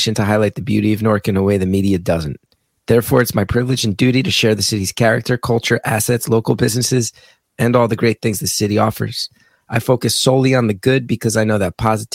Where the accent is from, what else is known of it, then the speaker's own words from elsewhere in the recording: West Orange, New Jersey, United States; Born and raised in West Orange in the 80s and 90s